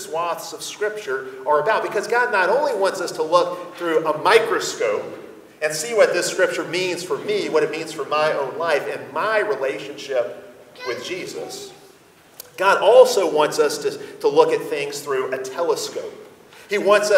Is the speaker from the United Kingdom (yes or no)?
no; United States; we as American Christians